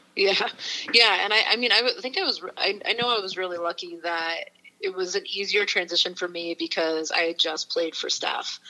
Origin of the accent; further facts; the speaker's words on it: Portsmouth, New Hampshire, United States; moved away as an adult; now in Chicago, United States; I'm from Portsmouth, New Hampshire, so it's about an hour north of Boston. Um, so grew up a lifelong Boston sports fan